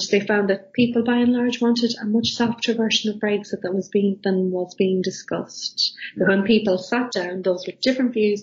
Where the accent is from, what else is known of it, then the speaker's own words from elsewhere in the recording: Ireland; I'm Irish